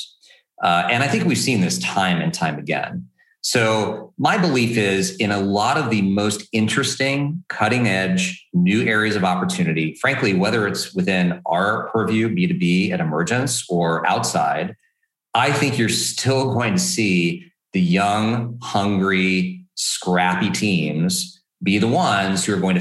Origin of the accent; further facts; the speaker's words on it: Texas, United States; as a Texan